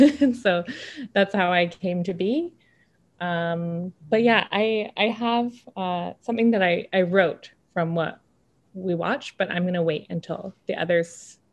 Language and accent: English; Galiano Island, British Columbia, Canada; now in Toronto, Canada; But I'm originally from Galliano Island, BC, and my family is a mix of many Coast Salish nations from around that territory. And then my grandmother is from the Northwest Territories, particularly from Fort Good